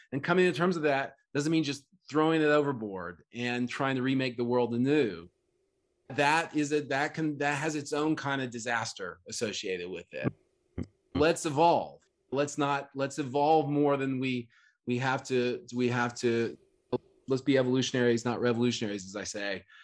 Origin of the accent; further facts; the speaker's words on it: Oklahoma, United States; I grew up in Oklahoma